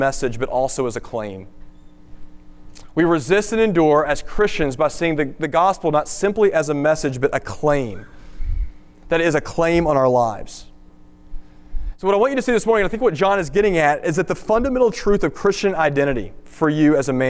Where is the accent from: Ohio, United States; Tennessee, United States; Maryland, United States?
Tennessee, United States; my home state of Tennessee